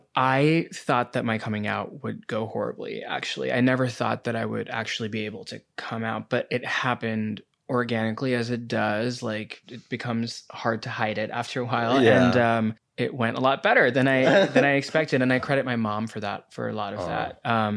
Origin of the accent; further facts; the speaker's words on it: New Delhi, Delhi, India; moved away as an adult; now in United States; Yeah, I grew up in New Delhi, which is in India. Mm-hmm. And I moved here to go to college at 18.